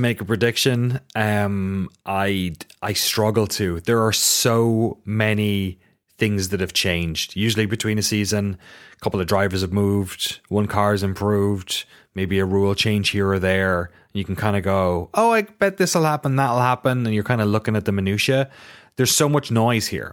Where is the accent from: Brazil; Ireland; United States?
Ireland; moved away; my local shop in my hometown